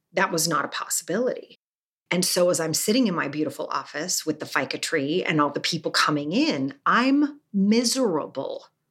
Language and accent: English; Salt Lake City, Utah, United States; I was raised Mormon in Salt Lake City